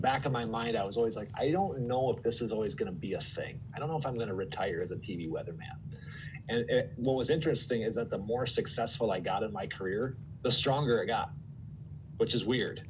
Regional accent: Twin Cities, Minnesota, United States; also born or lived in Phoenix; I moved from Phoenix to the Twin Cities

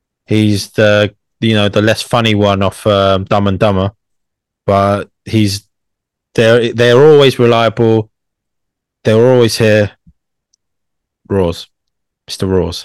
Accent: London, United Kingdom; as a Londoner

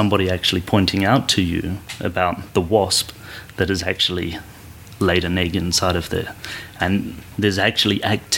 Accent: Australia; moved away; I'm from Australia as well originally.

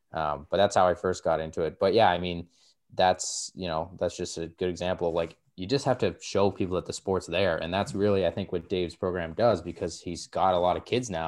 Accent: Belleville, Ontario, Canada; Like where I grew up in Belleville, there was nothing. I was the only kid in the whole city who did the sport, really.

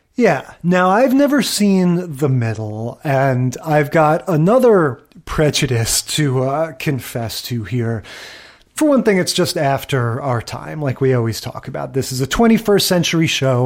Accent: New York area, United States; I grew up in the New York area.

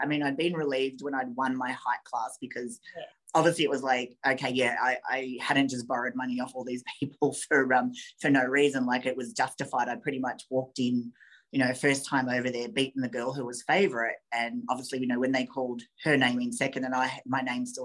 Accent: Australia; we're both Australian

